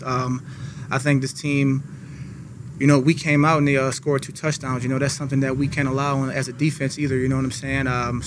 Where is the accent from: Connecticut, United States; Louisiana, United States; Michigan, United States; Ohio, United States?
Louisiana, United States; New Orleans; moved away; I'm from New Orleans